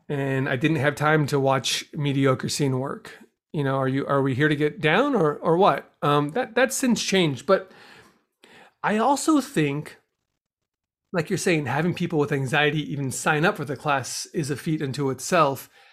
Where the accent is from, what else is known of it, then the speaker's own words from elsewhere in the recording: Los Angeles, California, United States; also born or lived in Chicago; I'm from Los Angeles